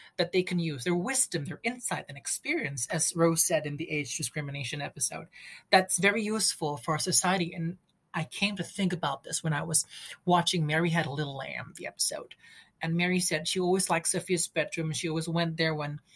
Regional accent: Indonesia; I'm from Indonesia.

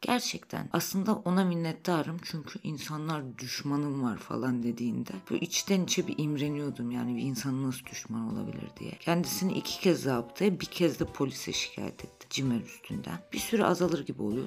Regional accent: Black Sea Region, Turkey; Karadenizliyim ben

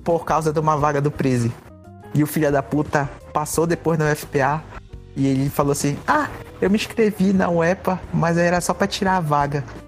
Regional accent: Santarém, Pará, Brazil; also born or lived in Belém; Eu só fui entrar na escola pública no terceiro ano. Foi quando eu mudei de Santarém para Belém

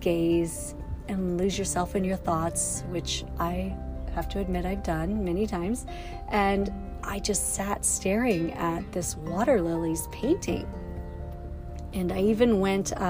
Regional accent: West Yellowstone, Montana, United States; now in Kansas City, United States; Hayden Valley right near my hometown of West Yellowstone

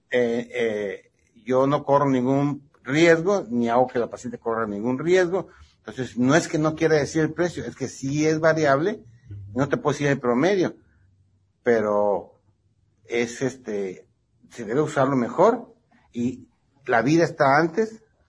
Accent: Ensenada, Baja California, Mexico; also born or lived in Ciudad Obregón, Sonora / Guadalajara / Mexico City; now in Tijuana, Mexico; soy nacido en Ciudad Obregón, Sonora. Me crié en Ensenada. Ya mi mayor parte de mi vida es en Tijuana. Yo me siento tijuanense.

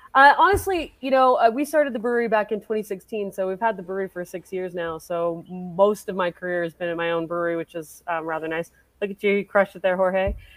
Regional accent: Colorado, United States; also born or lived in Michigan / Poughkeepsie, New York / Asheville, North Carolina; I grew up here in Colorado for the most part, uh, but I spent a little time in Michigan.

